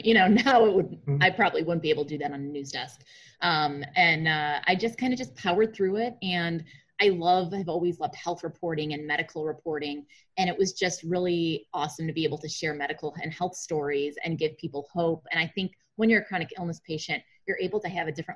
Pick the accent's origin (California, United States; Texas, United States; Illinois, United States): Illinois, United States; Chicago; I'm from Chicago.